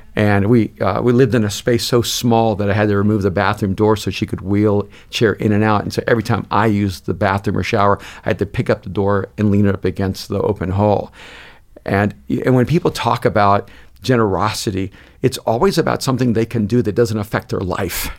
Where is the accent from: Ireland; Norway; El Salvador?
El Salvador; now in United States; I'm an immigrant from El Salvador.